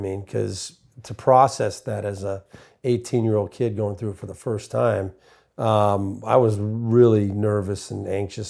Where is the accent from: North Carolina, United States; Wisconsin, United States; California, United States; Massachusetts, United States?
California, United States; I grew up in Southern California.